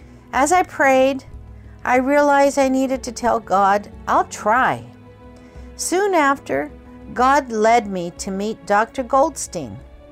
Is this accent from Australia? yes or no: no; Kobe, Hyogo, Japan; born or raised there